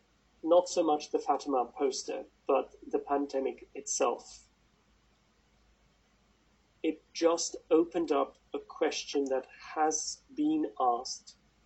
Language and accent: English; South Africa; now in United Kingdom; And I know I'm South African, and I speak as if I'm British. I'm soon going to be officially British